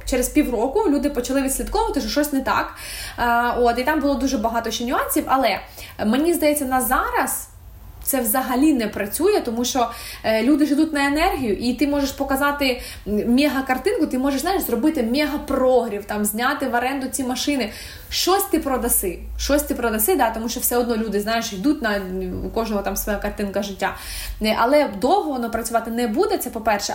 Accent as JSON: {"language": "Ukrainian", "country": "Ukraine", "said": "я українка"}